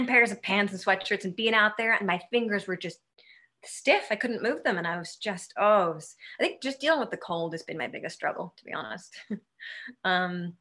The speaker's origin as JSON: {"language": "English", "town": "Westport", "region": "Connecticut", "country": "United States", "tie": "born or raised there", "also_born_or_lived": "California / New York / Australia", "moved": "as an adult", "said": "I grew up in Westport, Connecticut, and I've traveled a whole bunch and lived in California and New York and Australia. But I came back home a couple of years ago"}